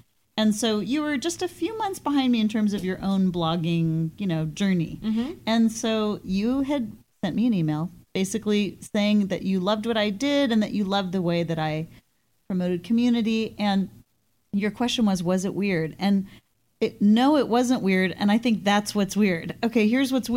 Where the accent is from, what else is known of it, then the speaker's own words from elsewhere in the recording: Portland, Oregon, United States; I'm from Portland, Oregon